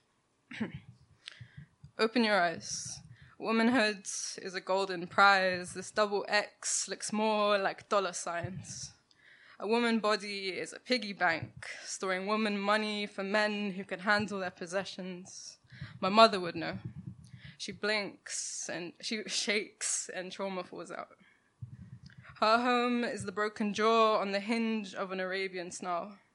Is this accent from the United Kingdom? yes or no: yes; London, United Kingdom; I grew up in Ladbroke Grove, um, down the road from Grenfell Tower